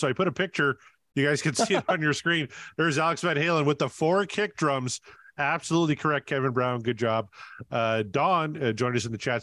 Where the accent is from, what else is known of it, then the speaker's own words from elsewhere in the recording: Canada; I'm Canadian.